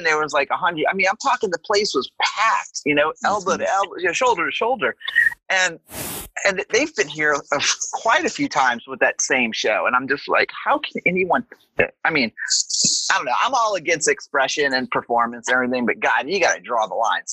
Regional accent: New Orleans, Louisiana, United States; moved away; also born or lived in Atlanta; I am from New Orleans originally too.

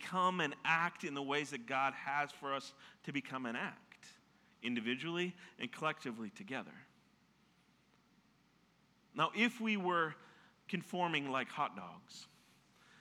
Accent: Minnesota, United States; I'm from Minnesota

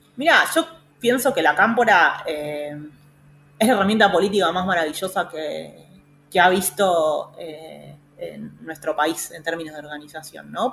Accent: Pilar, Buenos Aires Province, Argentina; yo soy de Pilar

